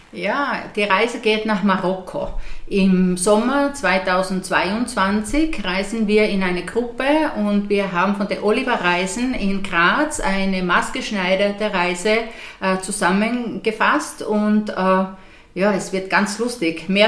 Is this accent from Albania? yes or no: no; Finland; moved away; knappe 30 Jahre weg, also weg von Finnland. Äh, ich bin aber die letzten acht Jahre äh, ganz viel in meinem Heimatland gewesen